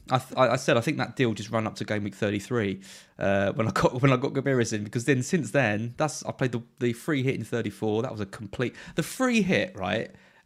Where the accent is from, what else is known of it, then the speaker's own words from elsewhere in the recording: United Kingdom; I'm so British.